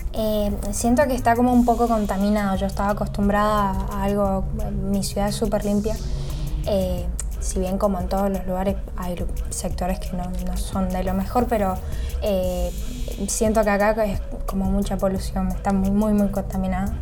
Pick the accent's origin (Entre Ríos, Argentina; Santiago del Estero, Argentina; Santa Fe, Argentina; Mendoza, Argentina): Mendoza, Argentina; San Rafael; moved away as an adult; now in Buenos Aires, Argentina; Soy de San Rafael, Mendoza